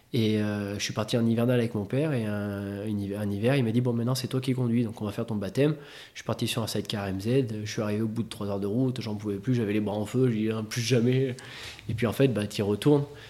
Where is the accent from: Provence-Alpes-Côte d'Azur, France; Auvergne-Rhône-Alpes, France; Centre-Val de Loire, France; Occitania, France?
Auvergne-Rhône-Alpes, France; Clermont-Ferrand; à Clermont, voilà, on est des Auvergnats